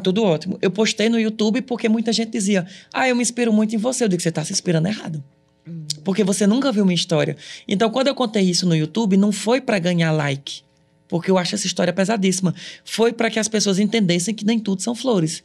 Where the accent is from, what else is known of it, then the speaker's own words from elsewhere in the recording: Ceará, Brazil; moved away as an adult; also born or lived in Cariri; now in Paris, France; eu sou daqui. Uhum. Eu sou brasileiro, eu sou cearense